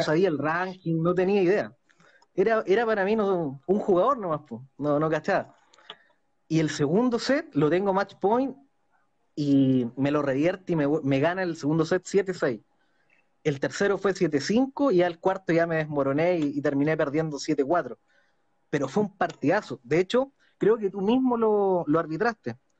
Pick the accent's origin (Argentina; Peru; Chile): Chile; also born or lived in Concepción; soy de Chile y vivo en Concepción.